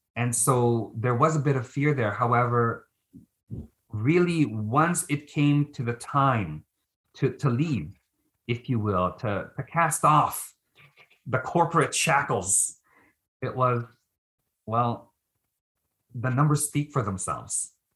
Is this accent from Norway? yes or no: no; Philippines; now in Canada; I'm Filipino